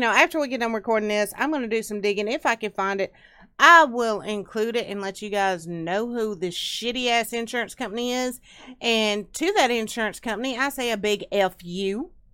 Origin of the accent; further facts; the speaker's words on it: Tennessee and Alabama, United States; I grew up around Tennessee and Alabama